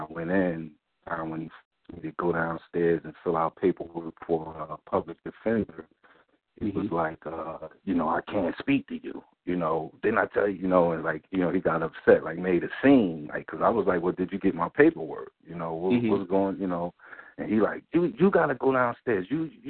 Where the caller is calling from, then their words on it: New Jersey, United States; All right, yeah, I'm calling from Jersey, man.